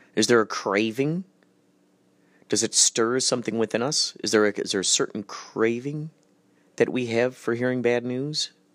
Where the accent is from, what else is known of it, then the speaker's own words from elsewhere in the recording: Germany; I'm German.